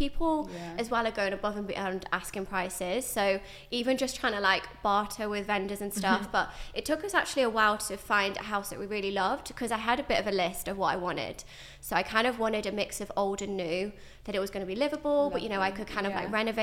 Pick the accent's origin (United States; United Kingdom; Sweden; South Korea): United Kingdom; Stafford, West Midlands; moved away as an adult; now in London, United Kingdom; I am originally from the Midlands in Stafford, and then I moved to London.